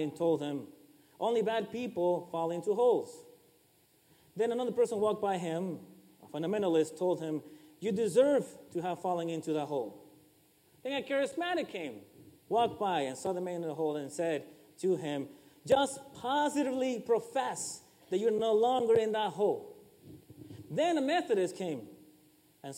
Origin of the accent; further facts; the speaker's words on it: Ecuador; I am from Ecuador